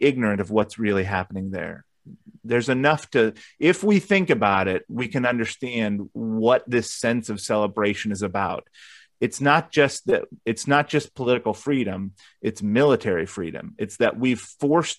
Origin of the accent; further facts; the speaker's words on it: United States; as an American